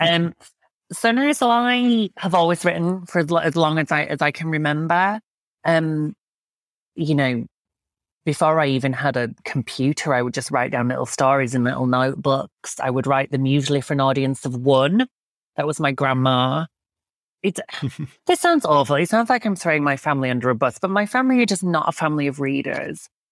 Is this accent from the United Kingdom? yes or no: yes; Yorkshire and the Humber, United Kingdom; where I grew up in Yorkshire